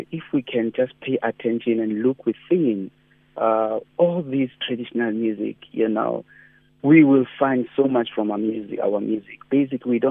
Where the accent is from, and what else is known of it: South Africa